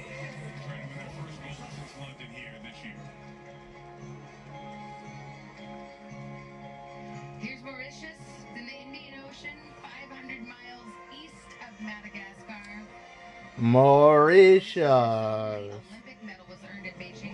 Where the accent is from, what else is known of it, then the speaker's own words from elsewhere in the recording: United States; My home country, USA